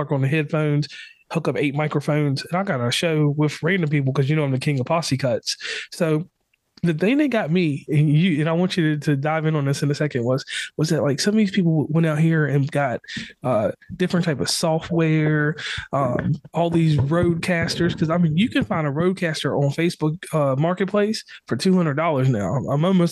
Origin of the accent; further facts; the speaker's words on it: Virginia, United States; I'm from Virginia